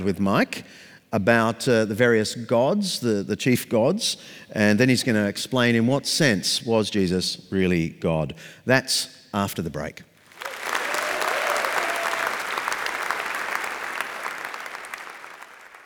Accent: Sydney, New South Wales, Australia; my hometown, Sydney

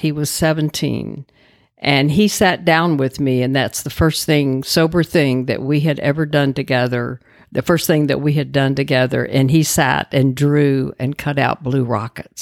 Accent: Dallas, Texas, United States; I grew up in Dallas

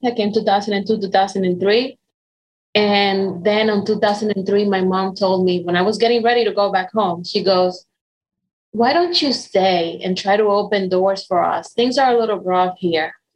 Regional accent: Dominican Republic; English is a second language; moved away as an adult; now in United States; I was born and raised in Dominican Republic.

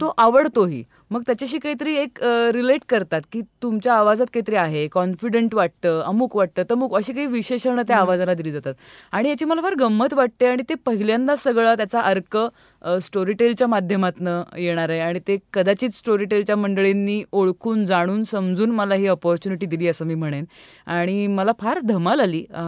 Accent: Pune, Maharashtra, India; मी पुण्याची मूळची

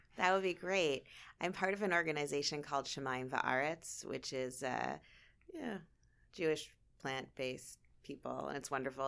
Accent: Thornhill, Ontario, Canada; moved away as an adult; also born or lived in Miami / Los Angeles / Chicago / Queens, New York; now in Toronto, Canada; I grew up in Thornhill, uh, went to York, and, uh, I left twenty-three years ago

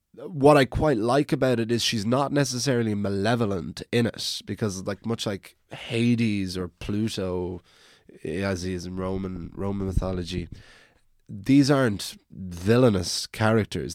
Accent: Wicklow, Leinster, Ireland; now in Dublin, Ireland; I'm from the country, I'm from Wicklow, and so I remember many nights walking up my hill to my house at night

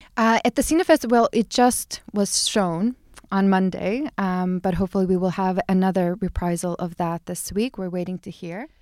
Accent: Chicago, Illinois, United States; moved away as an adult; also born or lived in eastern Siberia, Russia; now in Ibiza, Spain; I grew up in the States. I grew up in Chicago.

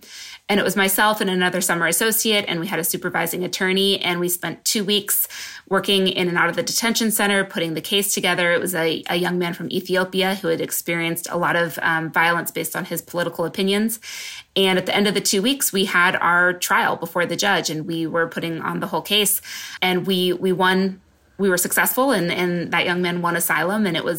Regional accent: West Coast, United States; also born or lived in New York; now in San Diego, United States; I'm from the West Coast originally. And so I ended up moving to San Diego.

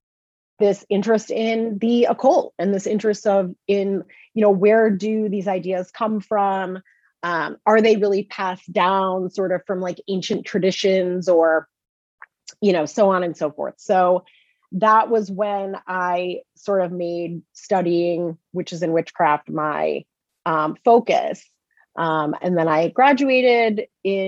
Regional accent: Chicagoland suburbs, Illinois, United States; moved away as an adult; also born or lived in Boston; now in Salem, United States; I am from the Midwest originally. I grew up in the Chicagoland suburbs, and I moved out to Salem 12 years ago

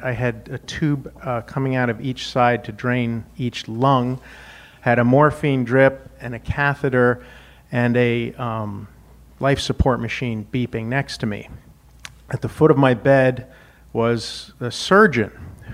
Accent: Wyoming, United States; moved away; I grew up in Wyoming

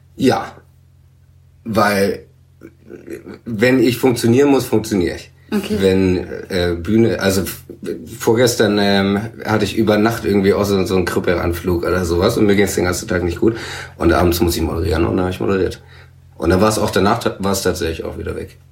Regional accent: Swabia, Baden-Württemberg, Germany; der gebürtige Schwab

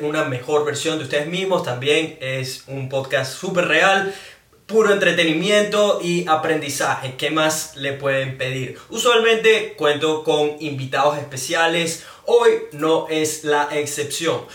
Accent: Venezuela; now in Brisbane, Australia; soy un latino, específicamente venezolano, que vive en Brisbane, Australia

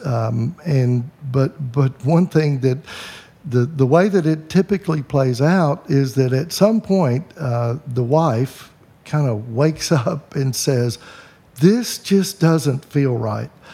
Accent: the Bible Belt, United States; I grew up in the Bible Belt

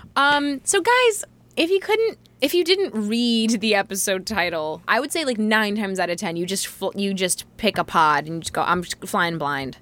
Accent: California, United States; I am from California

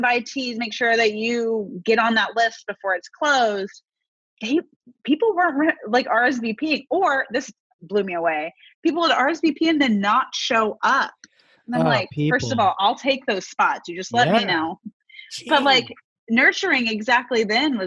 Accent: Kansas, United States; moved away as an adult; I am from Kansas

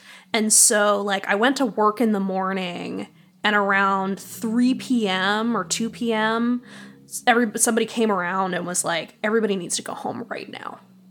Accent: East Coast, United States; now in Chicago, United States; I grew up on the East Coast and moving out to the Midwest, like moving to Chicago, the first time I experienced hail, I like dove under a table.

